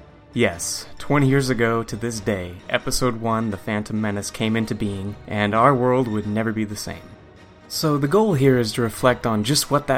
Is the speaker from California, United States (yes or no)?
yes; Goleta, California, United States; my hometown of Goleta, California